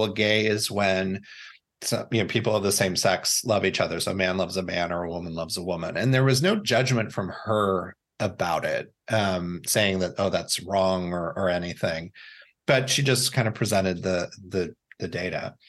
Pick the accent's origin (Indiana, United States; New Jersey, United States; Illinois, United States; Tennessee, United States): Indiana, United States; also born or lived in Florida / New York; growing up in Indiana.